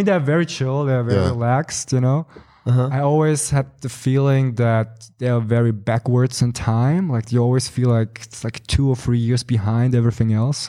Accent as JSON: {"language": "English", "region": "Bavaria", "country": "Germany", "tie": "born or raised there", "also_born_or_lived": "Poland / Australia / Los Angeles, United States / Switzerland", "second_language": "English", "moved": "as an adult", "lives_now": "Frankfurt, Germany", "said": "I'm originally from Poland, where my parents fled the country when I was 4.5 years old. So I came to Germany. I grew up pretty much in Germany, in Bavaria."}